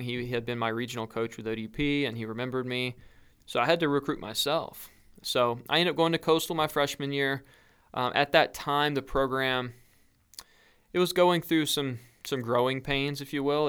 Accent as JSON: {"language": "English", "region": "North Carolina", "country": "United States", "said": "I'm from North Carolina"}